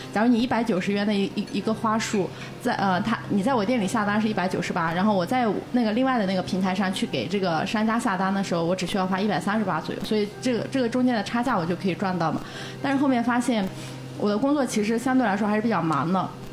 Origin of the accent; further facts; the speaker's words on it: Yunnan, China; now in Shanghai, China; 我家乡是云南的嘛